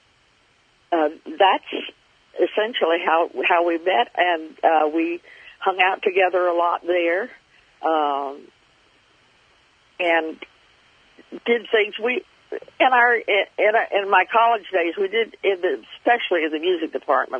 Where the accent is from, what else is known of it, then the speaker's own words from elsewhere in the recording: North Florida, United States; I grew up in North Florida, so it wasn't very far from my home